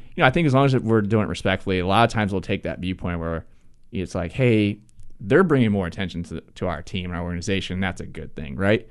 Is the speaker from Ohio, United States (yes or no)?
yes; Ohio, United States; moved away as an adult; now in Charlotte, United States; I'm from Ohio